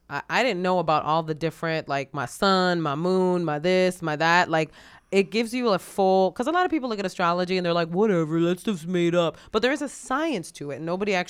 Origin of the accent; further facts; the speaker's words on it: Boston, Massachusetts, United States; Why is it because I'm from Boston?